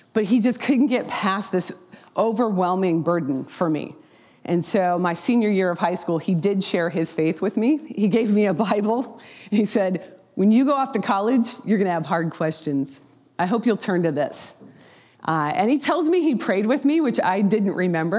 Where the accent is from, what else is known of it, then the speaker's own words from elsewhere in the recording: Portland, Oregon, United States; moved away as an adult; also born or lived in Oklahoma / Houston, Texas; I was raised in the Portland, Oregon area